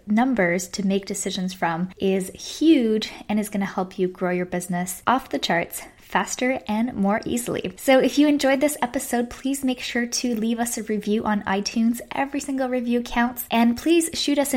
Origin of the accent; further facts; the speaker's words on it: Canada; now in Texas, United States; I'm Canadian, and even though I live in Texas